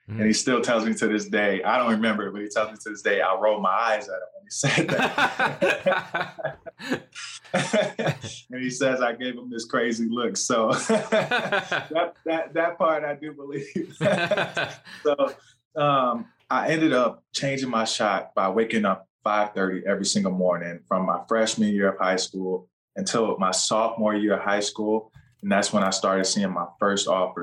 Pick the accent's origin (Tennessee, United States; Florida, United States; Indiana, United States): Indiana, United States; Schererville; also born or lived in Gary, Indiana; I went to high school in Indiana here at Lake Central High School up in Schererville, St. John, Indiana